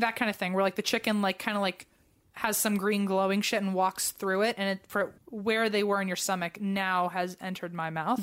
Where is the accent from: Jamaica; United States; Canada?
United States; accent: very American; in my very American accent